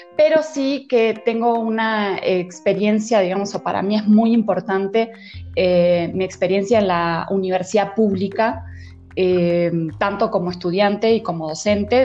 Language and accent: Spanish; Uruguay; moved away as an adult; now in Mexico; soy de Uruguay